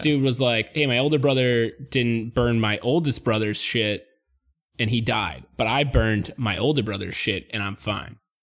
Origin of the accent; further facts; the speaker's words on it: New England, United States; we're from New England